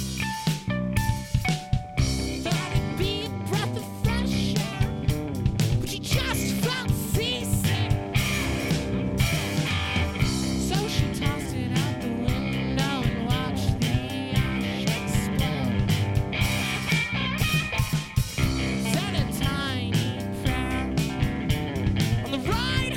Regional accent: Seattle, Washington, United States; We're from Seattle, which is real close to the water

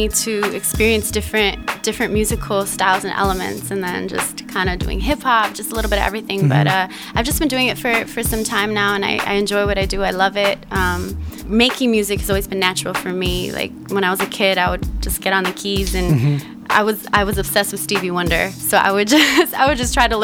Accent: Chicago, Illinois, United States; moved away as an adult; also born or lived in London; now in New York City, United States; born and raised in Chicago

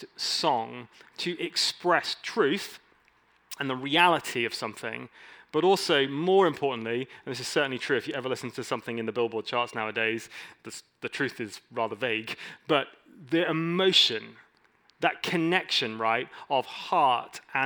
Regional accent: England, United Kingdom; I'm an English dude.

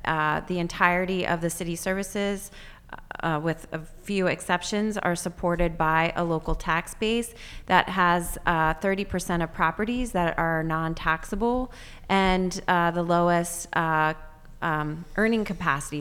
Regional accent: Juniata County, Pennsylvania, United States; moved away; also born or lived in Lancaster County, Pennsylvania; growing up in Juniata County

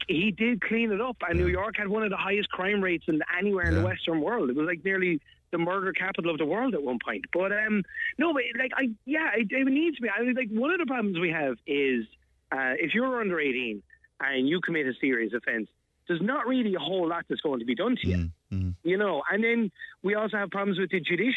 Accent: Dublin, Leinster, Ireland; moved away as an adult; now in Tipperary, Ireland; we're originally from Dublin. Now we're down here like 22 years now

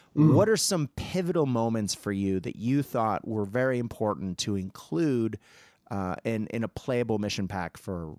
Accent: Japan; if I was walking around talking about my time growing up in Nippon or Nihon, people wouldn't have any idea what I was talking about because we call it Japan.

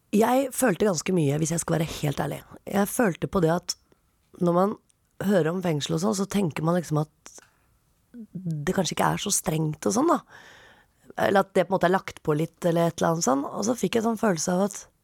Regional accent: Oslo, Norway; jeg er fra Oppsal.

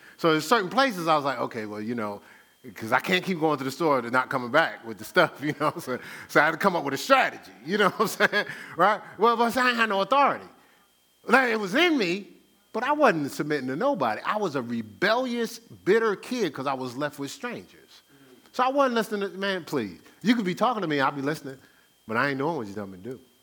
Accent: Newark, New Jersey, United States; I grew up in Newark

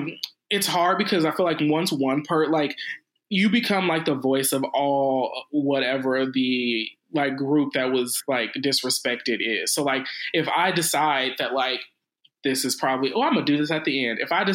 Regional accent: Midwest, United States; Detroit is country. I'm from the Midwest.

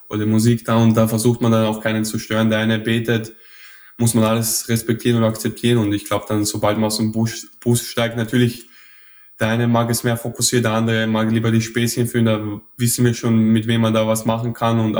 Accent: Mödling, Lower Austria, Austria; accent: Viennese; moved away as an adult; also born or lived in Vienna; aufgewachsen, aber immer in Wien in die Schule gegangen. Das ist quasi in Niederösterreich, so am Rand von Wien

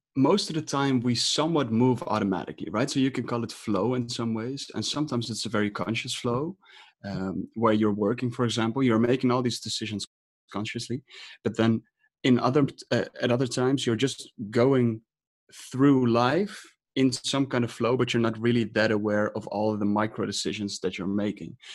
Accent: Amsterdam, North Holland, Netherlands; I'm from Amsterdam

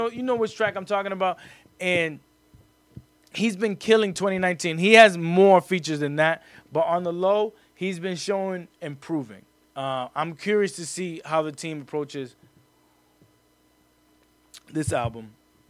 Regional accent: New York City, New York, United States; I was born in the Bronx. Most of my family's in the Bronx.

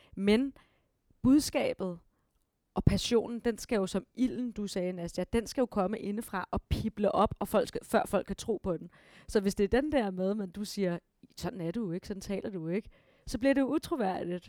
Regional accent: Denmark; vi danskere

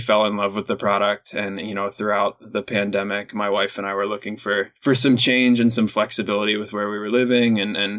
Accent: Reading, Pennsylvania, United States; I grew up in Reading, Pennsylvania, was in a small little farm town

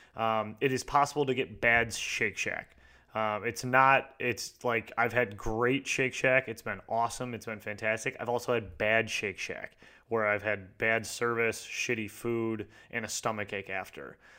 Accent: Michigan, United States; I'm from Michigan

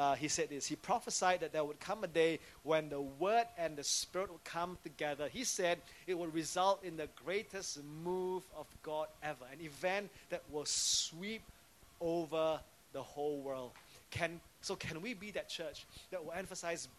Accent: Singapore; as a civilian, as a Singaporean.

